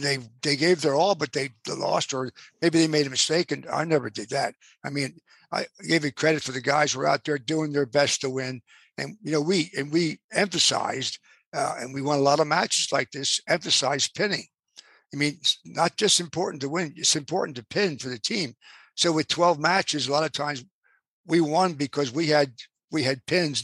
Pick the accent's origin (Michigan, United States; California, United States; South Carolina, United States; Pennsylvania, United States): Pennsylvania, United States; Plymouth Meeting; also born or lived in Abington, Pennsylvania; I ran the recreation department in my hometown, which was Plymouth Meeting